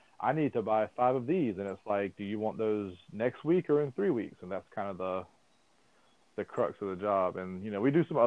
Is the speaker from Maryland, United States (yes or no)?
no; Sylvester, Georgia, United States; also born or lived in Statesboro, Georgia; my hometown, Sylvester, is the actual peanut capital of the world